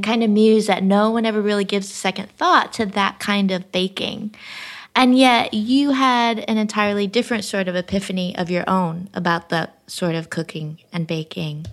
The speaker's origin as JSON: {"language": "English", "region": "Midwest", "country": "United States", "tie": "born or raised there", "said": "I grew up in the Midwest"}